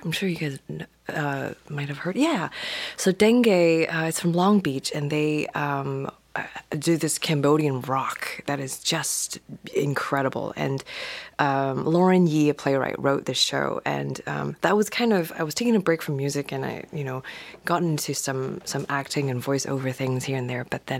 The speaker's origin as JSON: {"language": "English", "country": "Hong Kong", "also_born_or_lived": "New York", "moved": "yes", "lives_now": "Los Angeles, United States", "said": "So I am originally from Hong Kong. I currently live in LA, near Culver City"}